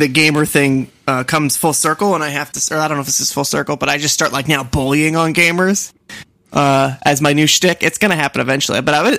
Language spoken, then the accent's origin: English; Boston, Massachusetts, United States; accent: Boston; I always think like I must have a Boston accent, but I think it only comes out in certain words.